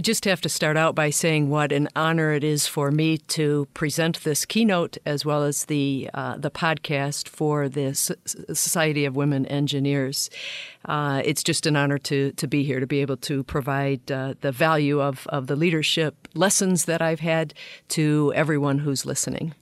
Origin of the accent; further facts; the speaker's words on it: Flint, Michigan, United States; I grew up in Flint, Michigan